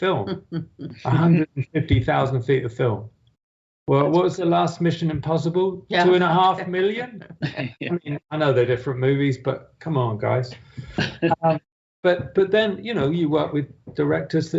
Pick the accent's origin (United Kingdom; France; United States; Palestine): United Kingdom; I'm British after all.